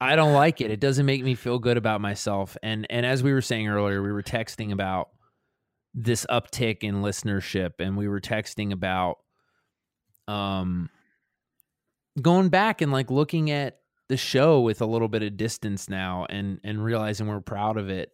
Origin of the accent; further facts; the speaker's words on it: Baltimore, Maryland, United States; me growing up in Sandtown, which is a neighborhood in West Baltimore